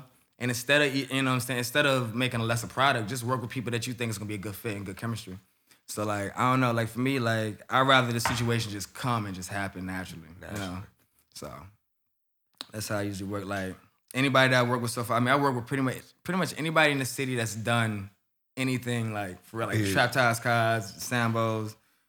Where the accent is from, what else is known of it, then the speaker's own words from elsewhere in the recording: Atlanta, Georgia, United States; that's where I'm from. For sure.